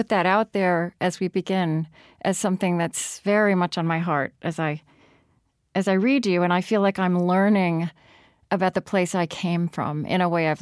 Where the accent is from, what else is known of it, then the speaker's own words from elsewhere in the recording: Shawnee, Oklahoma, United States; I grew up in Shawnee